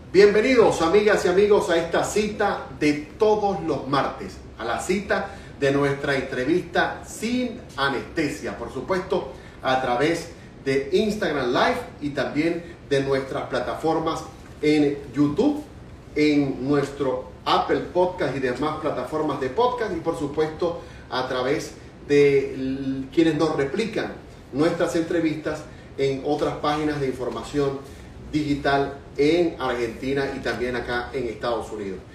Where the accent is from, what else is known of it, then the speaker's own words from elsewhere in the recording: Venezuela; now in United States; soy periodista venezolano